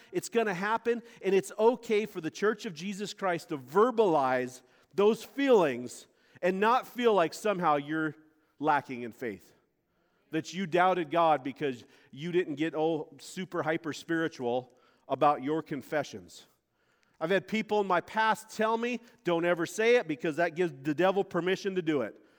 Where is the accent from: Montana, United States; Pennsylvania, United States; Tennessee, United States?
Montana, United States; moved away; also born or lived in Florida; I was this kid from Montana. I'd never been to a beach, man. We have mountains and horses